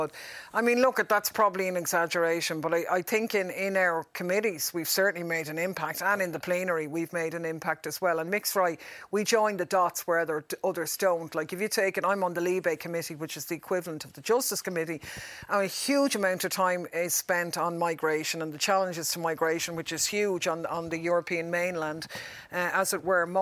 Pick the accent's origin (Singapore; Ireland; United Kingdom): Ireland; we're Irish